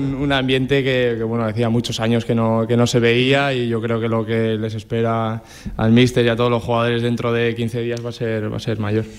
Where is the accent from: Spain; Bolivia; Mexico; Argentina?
Spain; Fuentes de Ebro, Aragon; moved away; mi pueblo